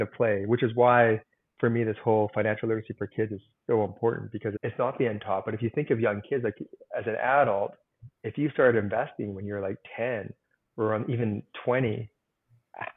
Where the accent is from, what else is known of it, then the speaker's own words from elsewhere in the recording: Canada; I'm a Canadian